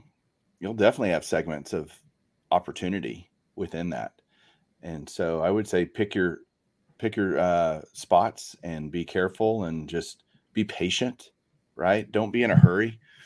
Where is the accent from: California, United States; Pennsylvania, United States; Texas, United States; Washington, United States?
Texas, United States; I'm from Texas. That's a Texas saying